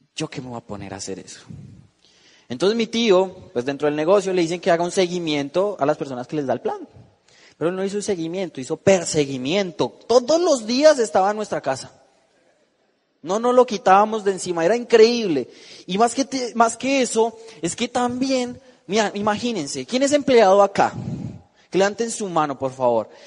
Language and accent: Spanish; Bogotá, Colombia; moved away; yo vengo de la ciudad de Bogotá, tengo 19 años